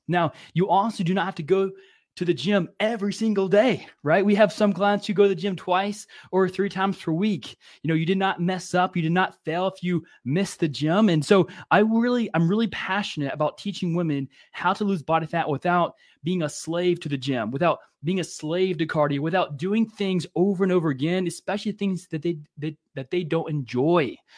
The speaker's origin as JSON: {"language": "English", "region": "Louisiana", "country": "United States", "tie": "born or raised there", "said": "growing up in Louisiana"}